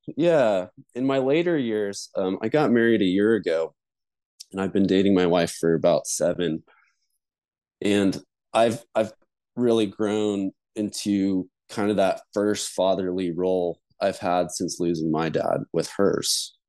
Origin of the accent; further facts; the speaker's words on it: Denver, Colorado, United States; I grew up in Denver, Colorado, in the suburbs